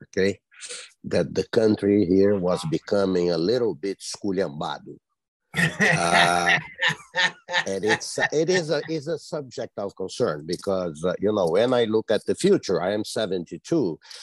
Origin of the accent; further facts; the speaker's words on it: Brazil; moved away as an adult; now in United States; I was born in Brazil and I'm a naturalized uh, citizen of the United States for the past